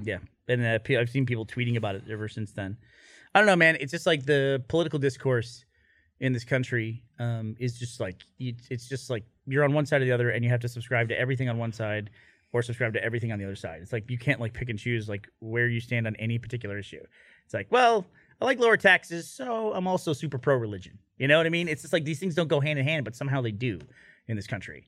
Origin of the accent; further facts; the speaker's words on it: Houston, Texas, United States; I grew up in Houston, which is a huge Baptist